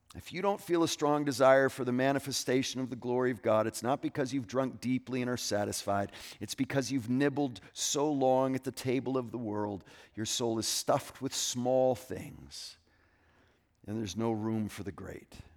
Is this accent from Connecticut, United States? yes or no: yes; Connecticut, United States; moved away; my home state of Connecticut